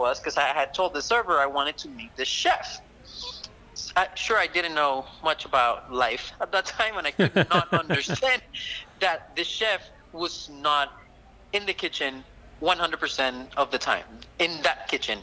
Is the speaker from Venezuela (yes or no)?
yes; Caracas, Capital District, Venezuela; my hometown, Caracas